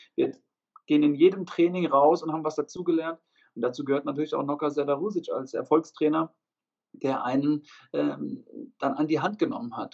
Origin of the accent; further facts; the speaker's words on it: Obernburg am Main, Bavaria, Germany; ich komme ja aus Unterfranken, aus Obernburg am Main